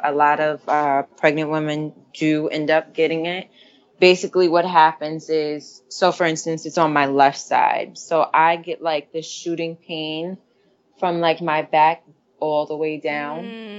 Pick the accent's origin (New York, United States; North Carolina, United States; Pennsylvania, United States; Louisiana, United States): New York, United States; Catskill; Catskill, upstate New York.